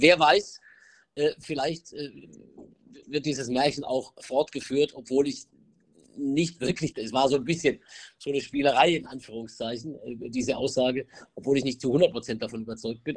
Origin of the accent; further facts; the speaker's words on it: Mühlacker, Baden-Württemberg, Germany; moved away as an adult; also born or lived in Pforzheim / Stuttgart; now in Munich, Germany; Ich bin in, in, in Pforzheim geboren, dann bin ich in, in, einem, in einem Kaff, neun Kilometer von Pforzheim entfernt, aufgewachsen